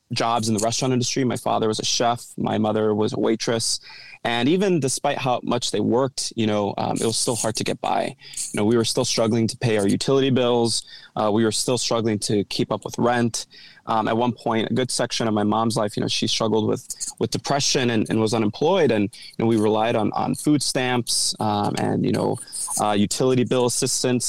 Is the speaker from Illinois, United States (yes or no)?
yes; Chicago, Illinois, United States; I'm the youngest of four. Grew up in Logan Square. I've stayed here my entire life. Still live here today.